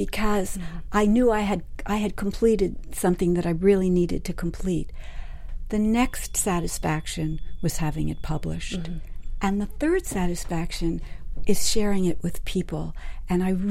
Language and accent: English; New York City, New York, United States; moved away; I grew up in New York City